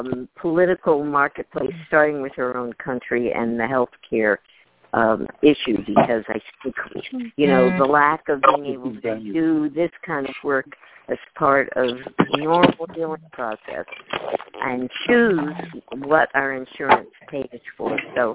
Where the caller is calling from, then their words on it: Portland, Oregon, United States; I'm calling from Portland, Oregon.